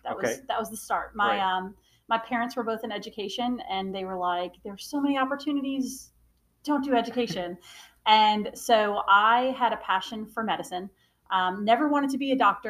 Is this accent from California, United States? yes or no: no; New York, United States; moved away as an adult; now in Charleston, United States; And so I actually came from up north. So I am from a New Yorker by birth, but I came down here by happen circumstance